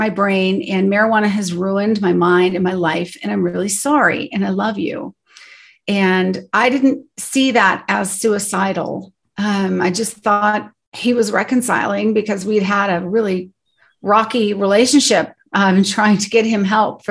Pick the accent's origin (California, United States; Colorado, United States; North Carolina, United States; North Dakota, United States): Colorado, United States; we grew up here in Colorado